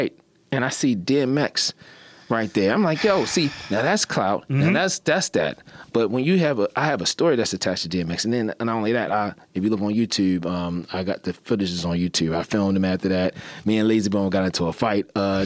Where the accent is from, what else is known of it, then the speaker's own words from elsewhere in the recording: Baltimore, Maryland, United States; I'm from Baltimore